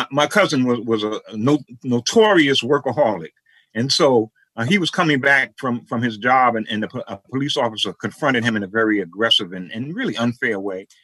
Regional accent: New York, United States; growing up in New York.

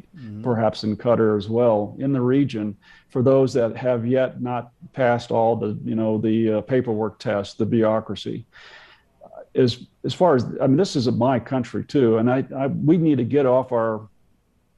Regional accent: United States; being an American

